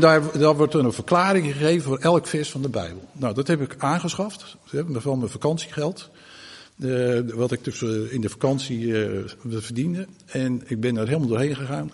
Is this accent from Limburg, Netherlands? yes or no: no; Groot-Ammers, South Holland, Netherlands; toen ben ik dus opgegroeid in Groot Ammers